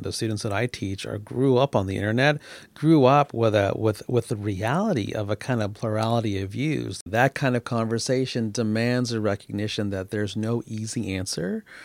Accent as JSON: {"language": "English", "country": "United States", "moved": "as an adult", "lives_now": "Canada", "said": "an American who's now a naturalized Canadian"}